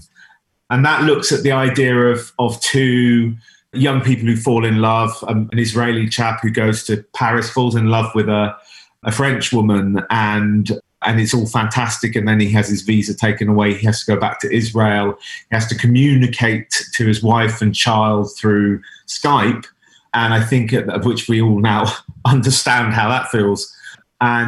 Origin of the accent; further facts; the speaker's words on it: United Kingdom; as a British Jewish filmmaker